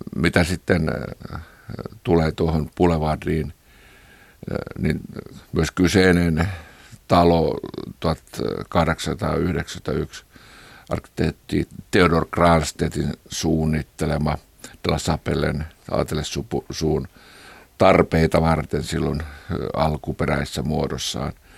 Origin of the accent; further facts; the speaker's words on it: Kiihtelysvaara, North Karelia, Finland; minä olen kotoisin tämmöisestä itäsuomalaisesta kiihtelyysvaralaisesta maalaiskodista